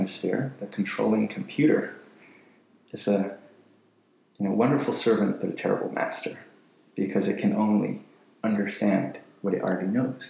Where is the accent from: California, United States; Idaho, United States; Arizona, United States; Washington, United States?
California, United States; San Diego; also born or lived in Berkeley, California / London; I grew up in San Diego, Solana Beach, California